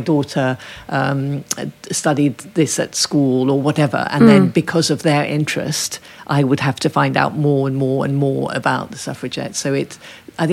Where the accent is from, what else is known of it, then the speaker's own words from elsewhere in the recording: Ethiopia; I think that's because I grew up in Ethiopia, where nobody really knew about that suffragette heritage.